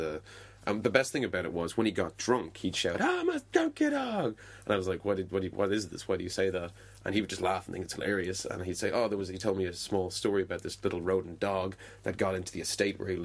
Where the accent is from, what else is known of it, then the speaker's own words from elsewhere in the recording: Dunmore East, Munster, Ireland; So I got a job at a hotel bar in Dunmore East, where I grew up in Waterford, which is a small fishing village by the sea.